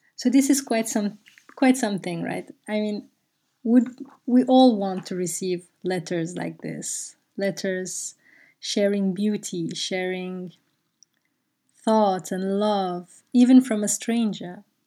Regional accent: Brussels, Brussels-Capital Region, Belgium; English is a second language; moved away; I grew up in Brussels

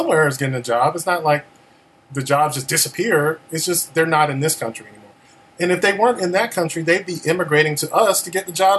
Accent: Chicago, Illinois, United States; moved away; I'm originally from Chicago

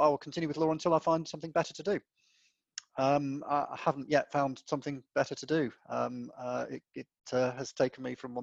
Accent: West Cornwall, South West England, United Kingdom; moved away; I grew up in West Cornwall in a small family business running a hotel

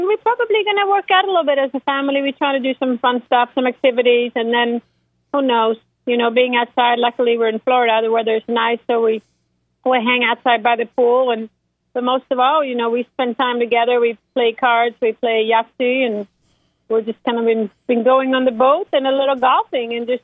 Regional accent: Sweden; moved away; growing up in Sweden

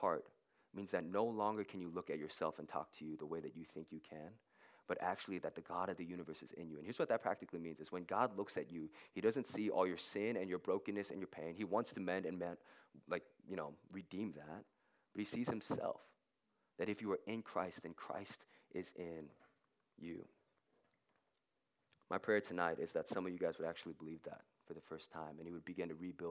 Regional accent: Nashville, Tennessee, United States; I grew up in Nashville, kind of in like just a sketchy area, kind of in the projects

